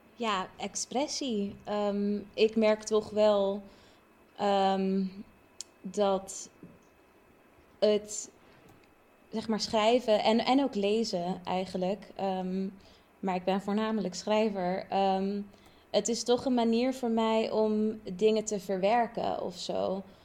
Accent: Curaçao; now in Utrecht, Netherlands; ik van Curaçao kom

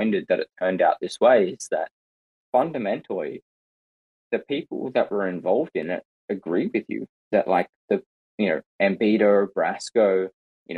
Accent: Australia; as an Australian

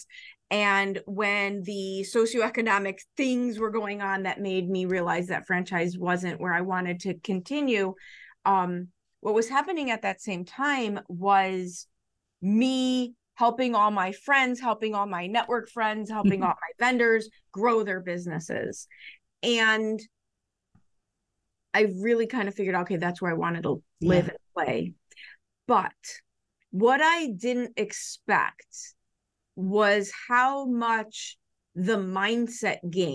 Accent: Chicago, Illinois, United States; I grew up in Chicago. I live in the suburbs.

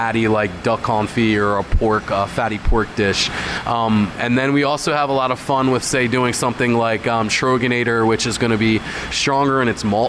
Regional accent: Hershey, Pennsylvania, United States; I grew up in the Hershey area

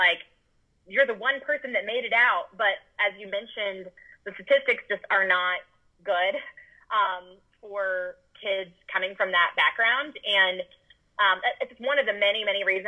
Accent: Austin, Texas, United States; also born or lived in Dallas; I moved back from Dallas to Austin, which is my hometown, My parents live here

